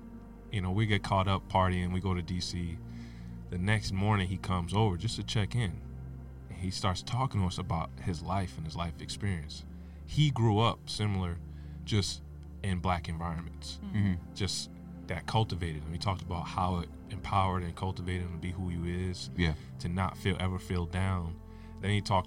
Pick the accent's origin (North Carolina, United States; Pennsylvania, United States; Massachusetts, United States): Massachusetts, United States; North Shore; I grew up in the North Shore